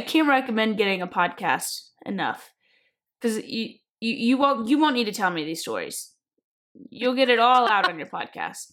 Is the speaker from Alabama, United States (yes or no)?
no; Kentucky, United States; moved away as an adult; also born or lived in South Carolina / Georgia; when I was growing up in Kentucky